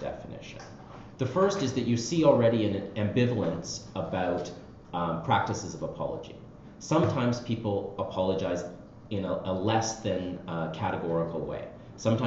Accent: Canada; as a Canadian

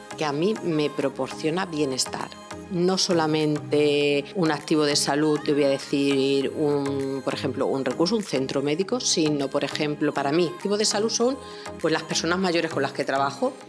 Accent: Barcelona, Catalonia, Spain; moved away as an adult; now in Badajoz, Spain; Yo vengo de Barcelona, yo no nací en Extremadura, nací en Barcelona, estudié allí y me trasladé a los 28 años

